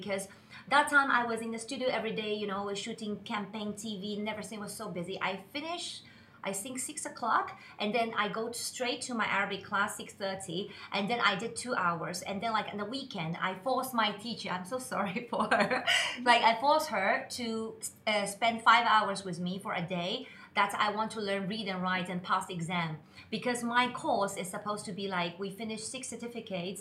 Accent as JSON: {"language": "English", "region": "Shanghai", "country": "China", "tie": "born or raised there", "moved": "as an adult", "lives_now": "Dubai, United Arab Emirates", "said": "I'm from Shanghai, China."}